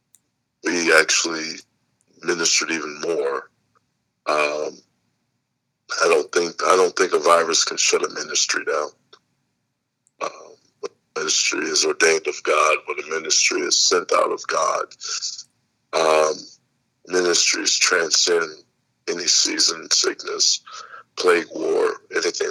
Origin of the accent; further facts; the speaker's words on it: Indianapolis, Indiana, United States; I'm from Indianapolis, Indiana. Born and raised there. I've been there all my life